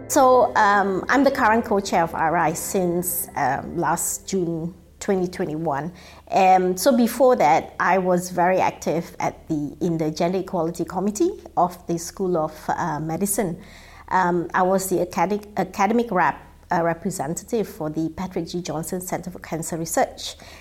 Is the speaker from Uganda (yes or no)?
no; Singapore; moved away as an adult; also born or lived in Netherlands; now in Belfast, United Kingdom; growing up in Singapore and, and uh, having studied in Singapore